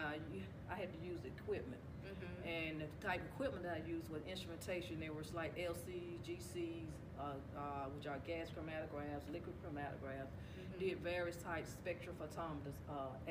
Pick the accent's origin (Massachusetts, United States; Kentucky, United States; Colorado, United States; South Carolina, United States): South Carolina, United States; Rock Hill; where I'm from Rock Hill, South Carolina. I've been here all my life.